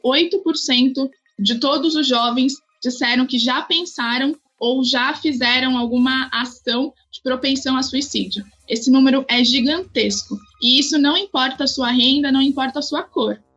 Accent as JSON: {"language": "Portuguese", "country": "Brazil", "said": "quem somos como, como país, como brasileiros"}